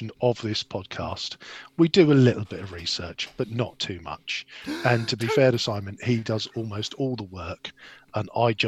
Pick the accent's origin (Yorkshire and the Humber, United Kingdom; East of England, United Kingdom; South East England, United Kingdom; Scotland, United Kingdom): South East England, United Kingdom; Gosport; I grew up in Gosport